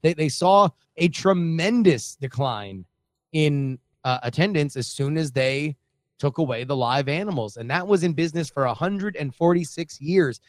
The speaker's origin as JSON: {"language": "English", "country": "United States", "tie": "born or raised there", "also_born_or_lived": "Southern California / Florida", "moved": "yes", "said": "as a young lad growing up in both Southern California and Florida"}